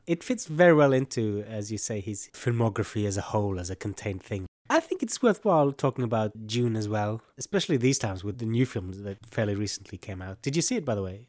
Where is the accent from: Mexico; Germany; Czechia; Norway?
Norway; Bodø, Nordland; I was invited to be artist for a, a jazz festival in my hometown in this beautiful gallery called Bodøgård